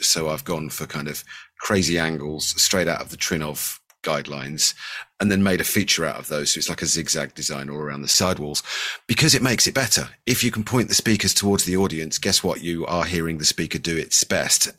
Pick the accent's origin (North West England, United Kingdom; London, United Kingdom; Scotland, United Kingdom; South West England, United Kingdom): South West England, United Kingdom; Bristol; I'm from Bristol in the U K.